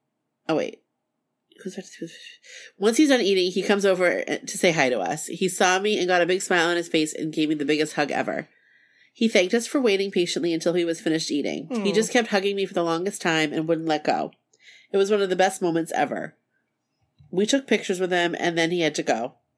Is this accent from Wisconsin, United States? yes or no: yes; Milwaukee, Wisconsin, United States; We're from Milwaukee, but Hammond is only a couple hours away.